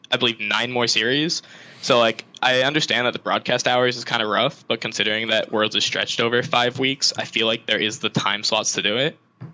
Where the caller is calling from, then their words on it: Trumbull, Connecticut, United States; I'm calling from Trumbull, Connecticut.